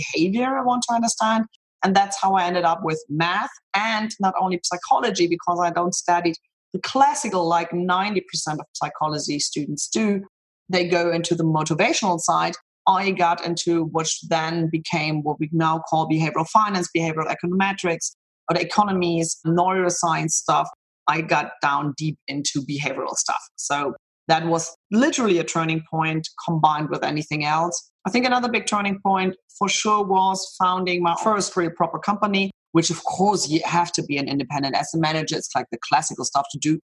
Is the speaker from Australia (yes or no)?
no; Munich, Bavaria, Germany; moved away as an adult; also born or lived in Boston / Zurich; I'm born and raised in Munich